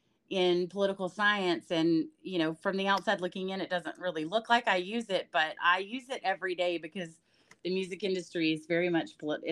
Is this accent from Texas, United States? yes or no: yes; Texas, United States; I'm from Texas. I grew up ranching on my family ranches. I grew up in the beef industry.